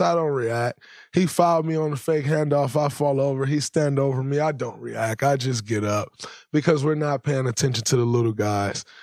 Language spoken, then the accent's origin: English; Saginaw, Michigan, United States; growing up in Saginaw, Michigan, the way I grew up.